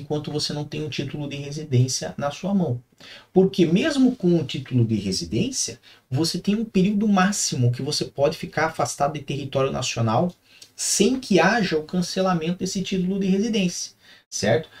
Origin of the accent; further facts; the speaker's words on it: Curitiba, Paraná, Brazil; minha terra natal é Curitiba, é onde nasci